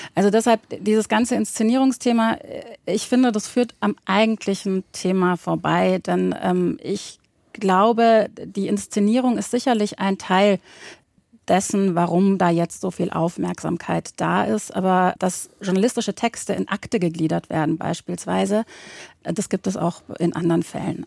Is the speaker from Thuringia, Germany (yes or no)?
no; Baden-Württemberg, Germany; ich bin in Baden-Württemberg aufgewachsen